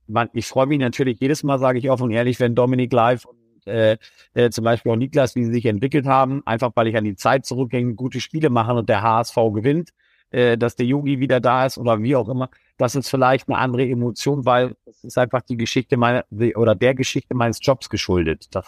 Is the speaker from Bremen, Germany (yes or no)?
yes; Bremen, Germany; born there; Also ähm, ähm, da als Bremer darf man nicht Hamburg-Sympathisant sein